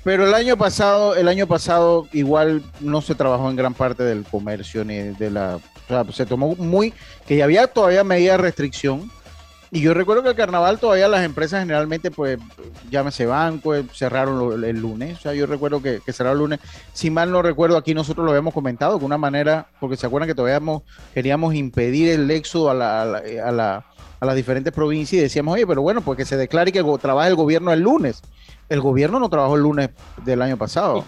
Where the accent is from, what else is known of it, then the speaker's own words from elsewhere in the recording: Las Tablas, Los Santos, Panama; Yo soy de la ciudad de las tablas. Tengo mi familia, tengo mi casa allá.